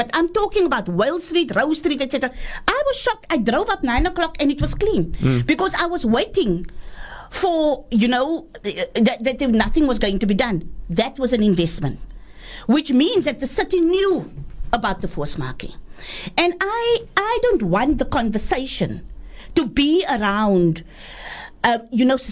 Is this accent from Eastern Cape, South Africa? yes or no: no; Cape Town, Western Cape, South Africa; I was brought up in Boerkop, I know the minstrels for many, many years, coming from the flats